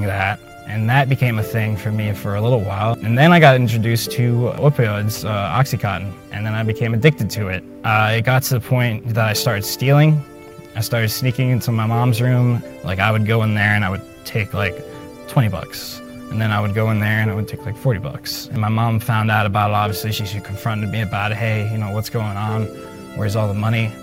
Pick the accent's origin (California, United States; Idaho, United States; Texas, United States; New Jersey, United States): New Jersey, United States; We went to good schools growing up in New Jersey